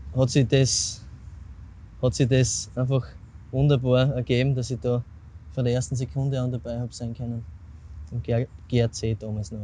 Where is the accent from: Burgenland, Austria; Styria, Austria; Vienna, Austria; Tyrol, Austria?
Styria, Austria; Semriach; mit Semriach, mit meinem Heimatort